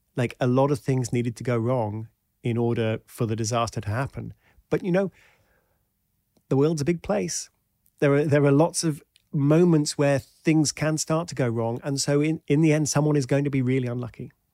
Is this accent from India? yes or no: no; United Kingdom; also born or lived in Washington, D.C.; I'm British